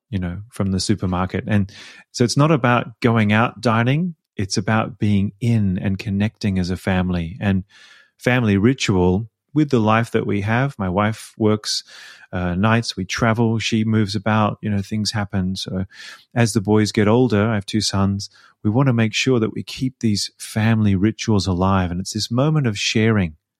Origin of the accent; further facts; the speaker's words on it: Melbourne, Victoria, Australia; accent: Australian; moved away as an adult; also born or lived in Sydney; now in Vienna, Austria; I was born in Melbourne, but I lived in Sydney for about ten years when I sang professionally